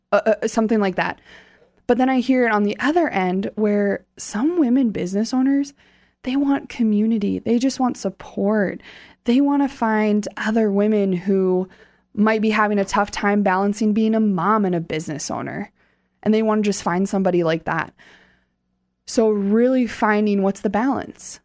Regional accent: Hartford, South Dakota, United States; I grew up right outside of Sioux Falls in Hartford

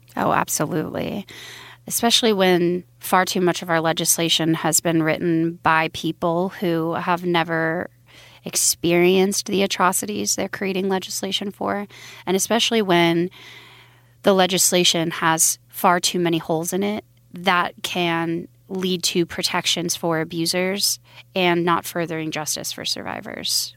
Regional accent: Billings, Montana, United States; also born or lived in Wyoming; I was born in Billings, Montana, in a religious cult

